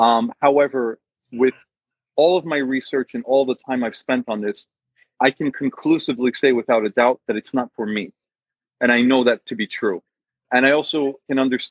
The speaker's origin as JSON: {"language": "English", "region": "Northeastern United States", "country": "United States", "tie": "born or raised there", "said": "I was born and raised in the States in the Northeast."}